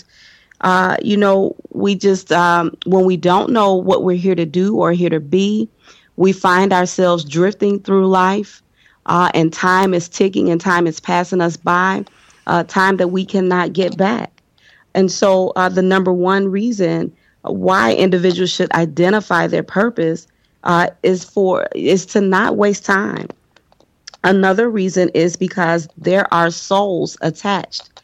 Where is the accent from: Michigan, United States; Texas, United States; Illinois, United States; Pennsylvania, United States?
Illinois, United States; Chicago; I am from Chicago